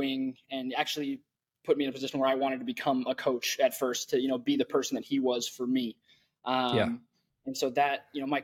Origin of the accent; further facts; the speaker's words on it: Tumwater, Washington, United States; grew up in Olympia, Washington, or Tumwater, Washington